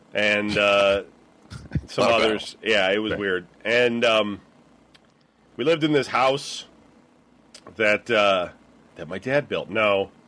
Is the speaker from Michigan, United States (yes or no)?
yes; Clawson, Michigan, United States; also born or lived in Detroit; I was born in Detroit.